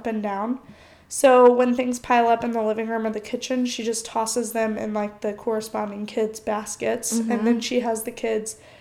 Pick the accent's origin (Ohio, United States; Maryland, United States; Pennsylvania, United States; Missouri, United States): Missouri, United States; St. Louis; We're from St. Louis